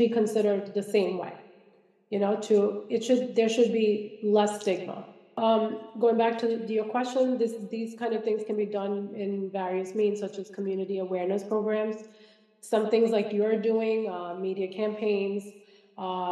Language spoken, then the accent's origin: English; Kerala, India; now in United States; I'm from Kerala.